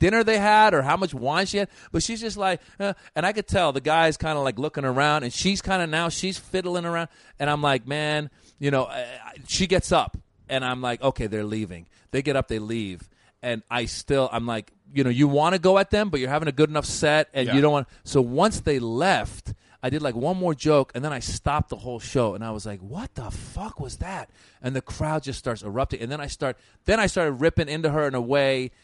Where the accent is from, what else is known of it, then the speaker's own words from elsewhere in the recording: Iran; now in Los Angeles, United States; I live in L.A., but I'm originally from Iran